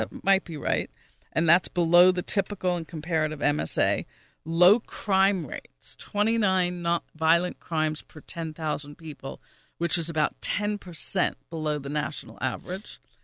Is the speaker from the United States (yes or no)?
yes; New York, United States; now in Pittsburgh, United States; I'm originally from New York. I haven't lived there in a long time